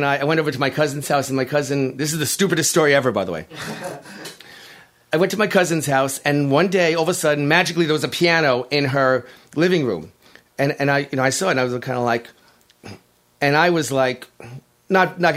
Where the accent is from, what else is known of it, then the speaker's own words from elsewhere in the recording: New York City, New York, United States; I'm from Whitestone, Queens